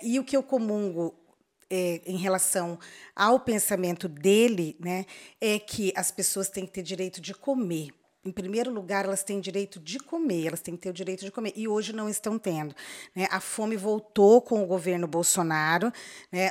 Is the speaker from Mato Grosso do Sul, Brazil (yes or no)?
yes; Corumbá, Mato Grosso do Sul, Brazil; also born or lived in Campo Grande; Eu cresci aqui no Mato Grosso do Sul, Og, nasci em Campo Grande, cresci em Corumbá